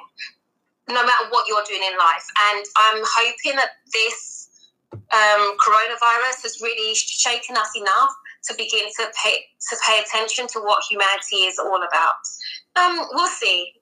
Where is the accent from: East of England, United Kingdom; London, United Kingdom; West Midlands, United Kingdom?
London, United Kingdom; also born or lived in Guyana; I was born in the UK, in London, in what you classify as West London, so the other side of London. And then I went to live in South America, in Guyana